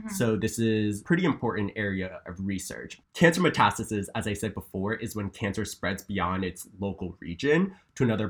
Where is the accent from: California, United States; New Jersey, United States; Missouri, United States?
New Jersey, United States; moved away; I'm from New Jersey